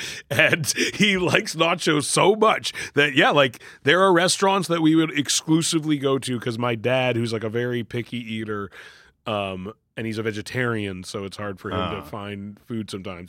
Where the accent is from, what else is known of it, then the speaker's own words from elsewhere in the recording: Vancouver, British Columbia, Canada; moved away; Well, I grew up in Vancouver, where it is like a huge Asian population of all sorts.